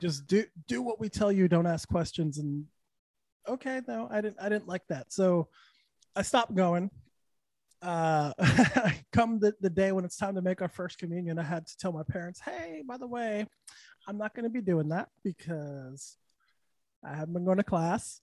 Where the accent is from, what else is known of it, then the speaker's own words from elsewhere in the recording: Santa Fe, New Mexico, United States; also born or lived in Texas; now in Orlando, United States; I'm from Santa Fe, so it doesn't get too hot there